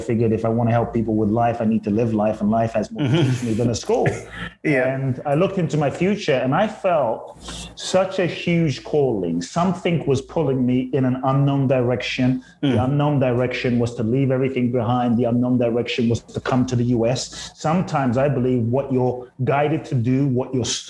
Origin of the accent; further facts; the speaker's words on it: London, United Kingdom; moved away as an adult; also born or lived in Ghana / Tulum, Mexico; now in United States; I grew up I grew up in South London. And so I grew up in a place called Peckham and Brixton.